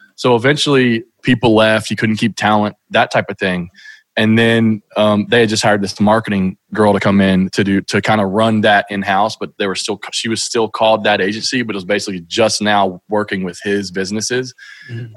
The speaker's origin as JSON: {"language": "English", "region": "Kentucky", "country": "United States", "tie": "born or raised there", "said": "growing up in Kentucky, which is where I still live."}